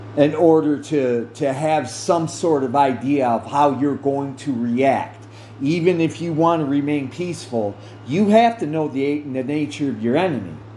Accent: United States; I'm an American citizen by birth

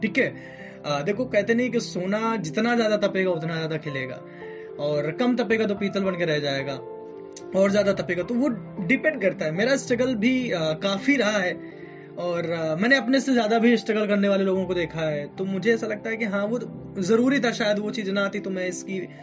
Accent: Allahabad, Uttar Pradesh, India; मैं एक ऐसी जगह से हूँ यानी कि इलाहाबाद से

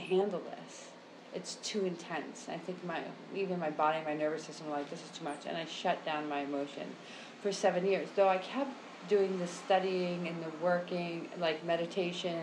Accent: United States; now in Brazil; I'm located in Brazil since you asked that question, but I am American.

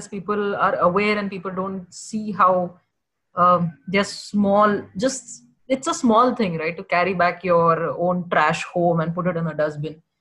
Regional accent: Kerala, India; now in Pune, India; I have traveled from Pune to Kerala, which is my hometown

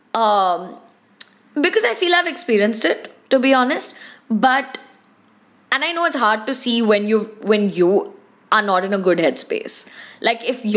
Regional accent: India; being Indian kids

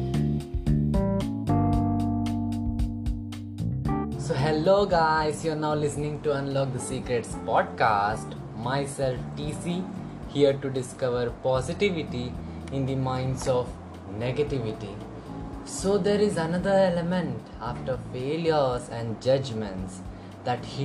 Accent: India; I'm from India

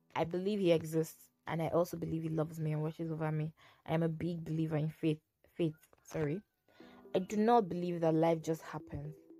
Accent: Kogi, Nigeria; I'm from Kogi State in Nigeria.

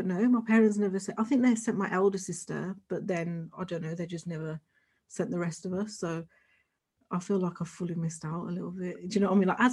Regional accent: Birmingham, West Midlands, United Kingdom; also born or lived in London; I was born in Birmingham. I've lived here practically all my life.

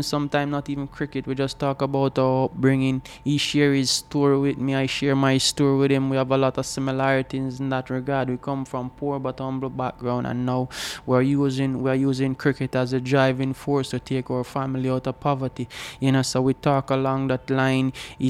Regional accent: Old Harbour, Saint Catherine, Jamaica; I am from Old Harbour, a small village called Bannister, where small entrepreneurship is the way to go

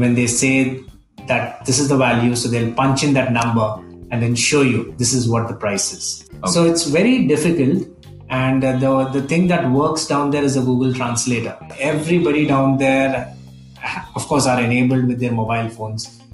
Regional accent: India; we're not from Pakistan. We're, we're Indians.

